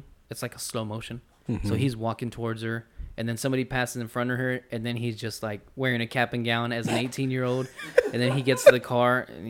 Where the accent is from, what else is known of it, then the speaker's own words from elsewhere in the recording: Corpus Christi, Texas, United States; we're from Corpus.